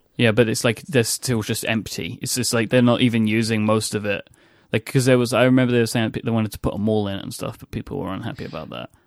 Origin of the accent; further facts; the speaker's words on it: England, United Kingdom; accent: English; an English accent like mine